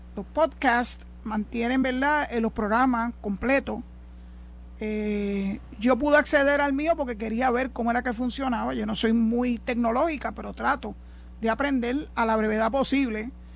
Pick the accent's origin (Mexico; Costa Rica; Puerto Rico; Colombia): Puerto Rico; somos ciudadanos americanos